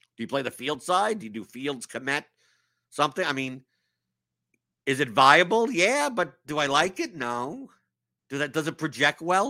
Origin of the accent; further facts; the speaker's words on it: New York, United States; now in Louisville, United States; I'm from New York.